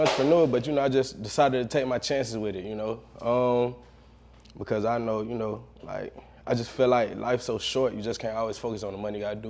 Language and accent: English; Valdosta, Georgia, United States; I'm actually from Valdosta, Georgia.